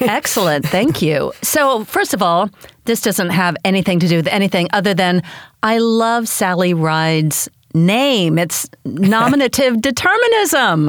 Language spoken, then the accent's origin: English; United States; as an American